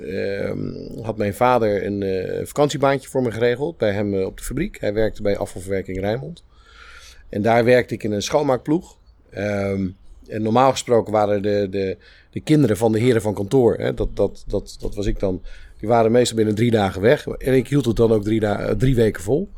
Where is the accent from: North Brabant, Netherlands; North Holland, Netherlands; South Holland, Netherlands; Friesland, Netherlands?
South Holland, Netherlands; Spijkenisse; also born or lived in Capelle aan den IJssel; Ik ben geboren in Capelle. En toen ik vier was, verhuisd naar, naar Spijkenisse